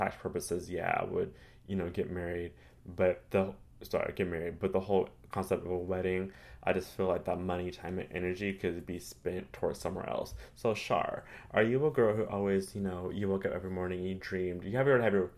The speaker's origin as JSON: {"language": "English", "region": "California", "country": "United States", "lives_now": "Los Angeles, United States", "said": "They're both doing very well out here in Los Angeles. We're all came from Orange County, all migrated to LA."}